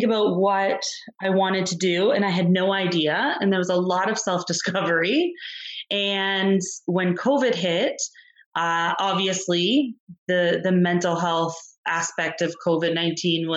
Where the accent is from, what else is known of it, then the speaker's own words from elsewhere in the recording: Windsor, Ontario, Canada; also born or lived in Ajax, Ontario; I was born and raised in Windsor, spent half my life in Ajax, Ontario, and returned for university here.